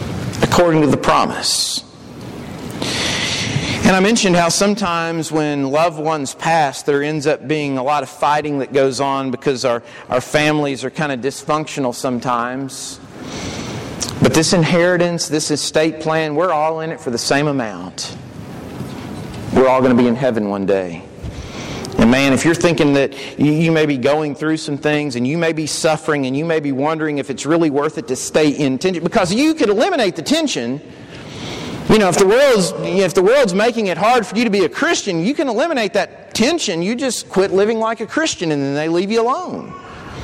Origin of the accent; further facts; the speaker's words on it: Kentucky, United States; I grew up in Kentucky. My high school had a smoking area.